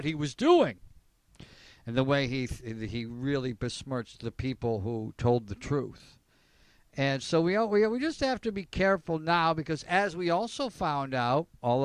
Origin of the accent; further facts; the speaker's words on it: Elmira, New York, United States; I grew up in Elmira, New York